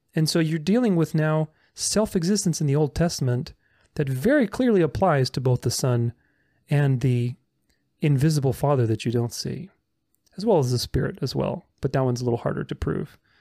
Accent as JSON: {"language": "English", "country": "Romania", "moved": "yes", "said": "I'm Romanian. I, I came from Romania."}